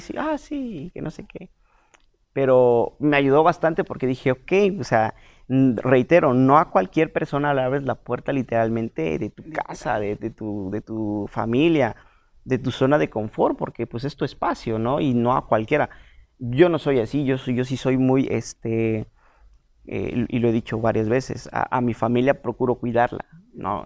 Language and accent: Spanish; San Cristóbal de las Casas, Chiapas, Mexico; yo soy de San Cristóbal